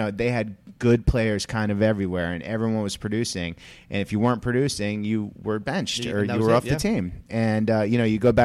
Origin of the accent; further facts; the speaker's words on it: Connecticut, United States; I grew up in Connecticut